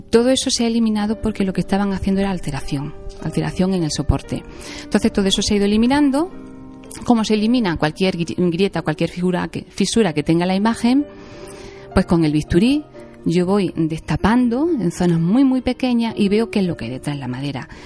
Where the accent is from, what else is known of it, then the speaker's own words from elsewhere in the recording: Jaén, Andalusia, Spain; yo soy de Jaén